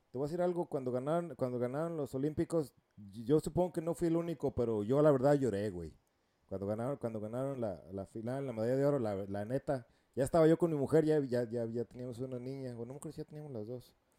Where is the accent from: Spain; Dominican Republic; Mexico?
Mexico; moved away as an adult; also born or lived in California, United States / Costa Rica (mother's origin); now in United States; yo nací en el estado en California, pero vivía allá en México la mayoría pues, de, de, niño y mi adolescencia. Ya me, me, regresé para acá como a los 20